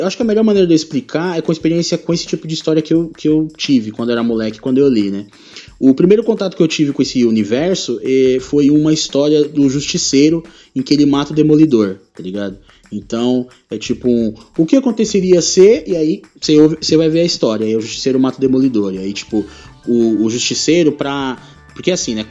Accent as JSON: {"language": "Portuguese", "region": "São Paulo", "country": "Brazil", "said": "nós aqui de São Paulo"}